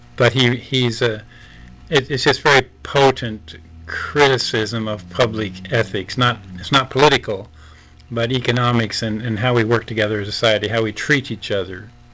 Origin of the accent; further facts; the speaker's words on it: Nebraska, United States; I grew up in mostly in Nebraska